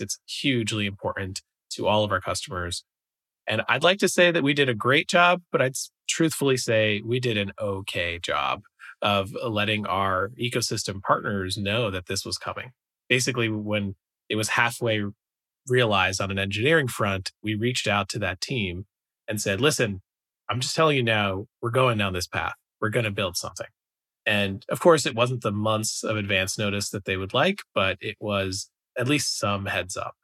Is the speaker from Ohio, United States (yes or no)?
no; New York, United States; moved away as an adult; I'm from the East Coast, I'm originally from New York